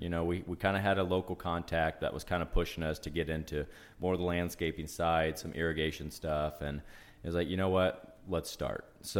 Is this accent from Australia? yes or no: no; Remington, Indiana, United States; I was born and raised in Remington. Lived in the same house until I was married.